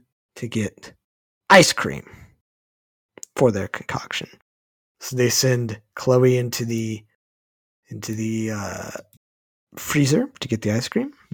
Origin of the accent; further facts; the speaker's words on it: Texas, United States; I'm from Texas. Not a lot of opportunities to go snowboarding in Texas.